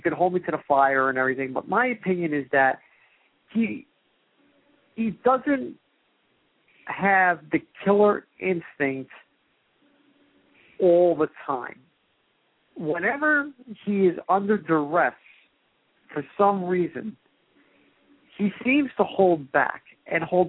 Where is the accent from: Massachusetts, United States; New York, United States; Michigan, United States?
New York, United States; I am from the Northeast, I'm from New York